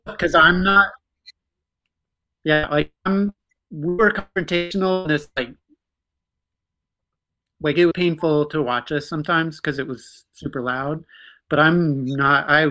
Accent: North Dakota, United States

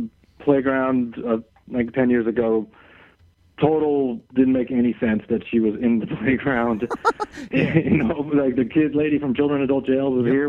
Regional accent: Great Neck, New York, United States; I was out on Long Island in Great Neck

